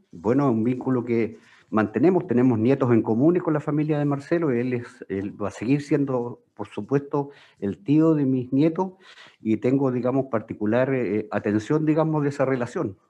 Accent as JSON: {"language": "Spanish", "region": "Magallanes and Chilean Antarctica", "country": "Chile", "said": "Soy magallánico"}